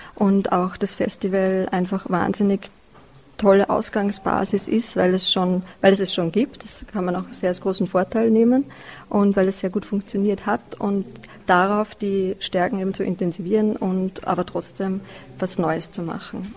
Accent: Vienna, Austria; moved away as an adult; also born or lived in Netherlands / Germany; ich komme ursprünglich aus Wien und habe jetzt zehn Jahre lang in den Niederlanden und in Deutschland gelebt

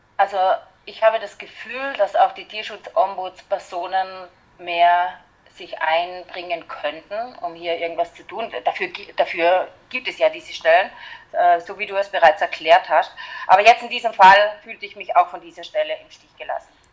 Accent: Austria; bei uns in Österreich

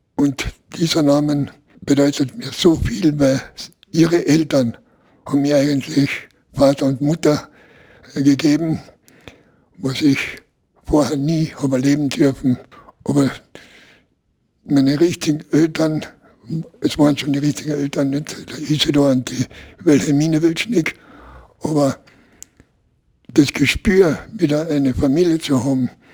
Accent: Klagenfurt, Carinthia, Austria; bei uns in Klagenfurt

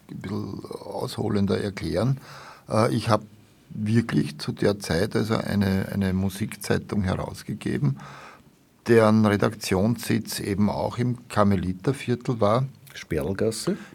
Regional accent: Vienna, Austria; und habe ihm, wie man das als Wiener so sagt, halt, nicht?

